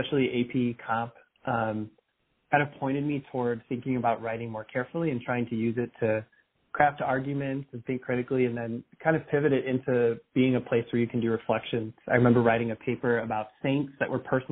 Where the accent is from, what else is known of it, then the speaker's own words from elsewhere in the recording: Arlington Heights, Illinois, United States; I grew up in Arlington Heights, Illinois